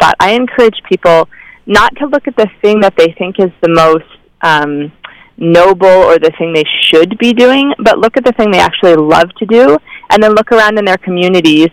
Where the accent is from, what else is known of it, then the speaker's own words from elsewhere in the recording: Midwest, United States; I grew up in the Midwest in a homeschooled family